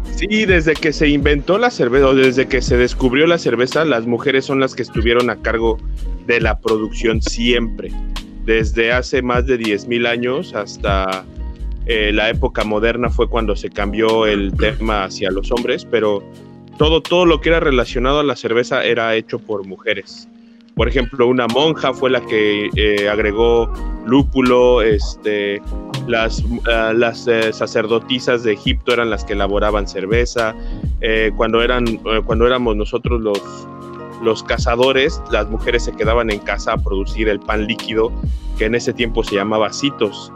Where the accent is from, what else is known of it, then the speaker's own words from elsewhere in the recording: Mexico City, Mexico; Yo soy de la Ciudad de México.